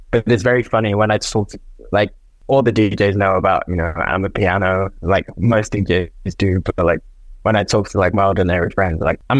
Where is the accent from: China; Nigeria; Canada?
Nigeria; It was the first time I heard Afro beats because I'm from Nigeria. I've never heard Afro beats at a night out.